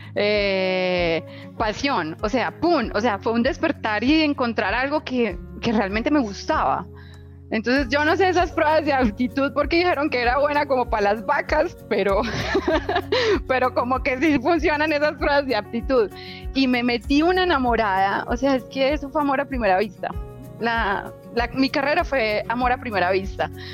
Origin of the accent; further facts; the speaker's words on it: Itagüí, Antioquia, Colombia; yo nací en Itagüí, Antioquia, eh, en un hogar clase media. Papá, mamá, tres hermanos, eh, yo soy la menor. Y pues que crecimos con limitaciones económicas